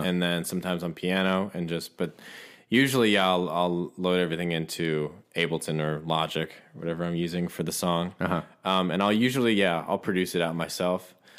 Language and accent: English; Ohio, United States; also born or lived in Los Angeles; now in Nashville, United States; I'm originally from Ohio